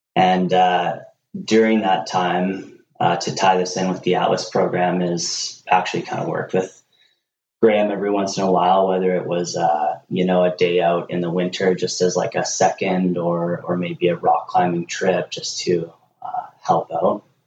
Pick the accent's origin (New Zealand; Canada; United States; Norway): Canada; Nelson, British Columbia; born and raised in Nelson